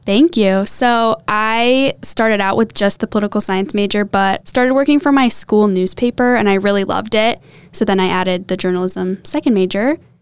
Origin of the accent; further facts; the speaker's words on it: Champaign, Illinois, United States; also born or lived in Sister Bay, Wisconsin / Indianapolis, Indiana; I'm originally from Champaign, Illinois